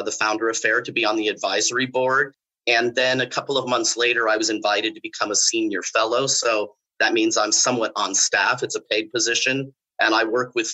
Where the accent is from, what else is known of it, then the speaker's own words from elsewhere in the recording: California, United States; moved away as an adult; also born or lived in Mexico (ancestry); now in Orlando, United States; I'm originally from California. I spent most of my 55 years, I spent 40 of those years in California.